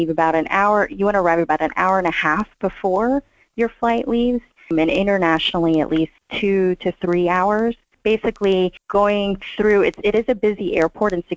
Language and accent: English; New Orleans, Louisiana, United States; moved away as an adult; now in Atlanta, United States; I'm a Louisiana girl. I was raised in Louisiana, New Orleans